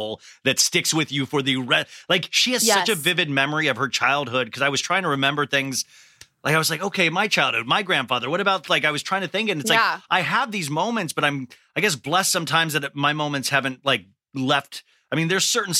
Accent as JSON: {"language": "English", "region": "Kansas", "country": "United States", "tie": "born or raised there", "said": "we grew up in Kansas"}